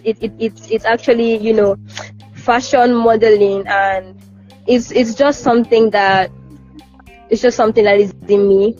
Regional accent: Calabar, Cross River, Nigeria; as a Nigerian student

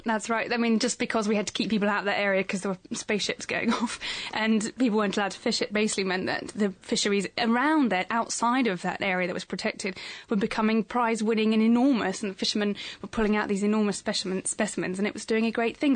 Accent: England, United Kingdom; accent: English, posh; our English accents

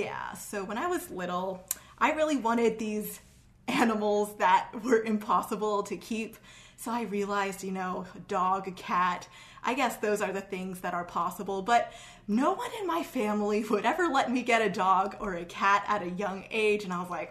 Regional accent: New York City, New York, United States; also born or lived in Great Neck, New York; I was moving from Queens to Great Neck

